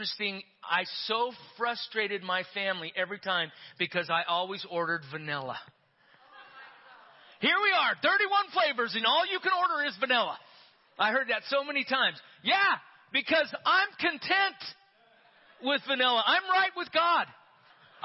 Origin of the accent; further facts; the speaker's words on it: Yerington, Nevada, United States; When I was a kid growing up in Yerington, Nevada